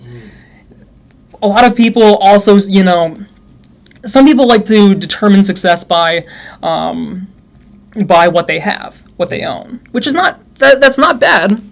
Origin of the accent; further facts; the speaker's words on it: New York, United States; moved away as an adult; also born or lived in Utah; I'm from New York